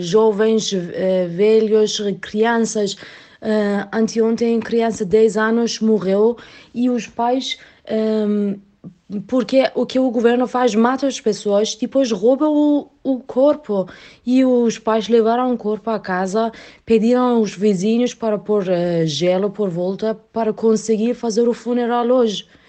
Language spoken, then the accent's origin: Portuguese; Iran; Portuguese is a second language; now in Portugal; eu sou iraniana que moro em Portugal